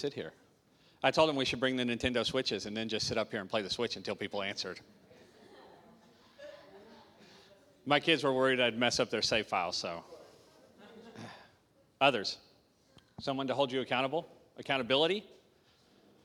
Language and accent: English; Arkansas, United States; moved away as an adult; I'm from Arkansas. Arkansas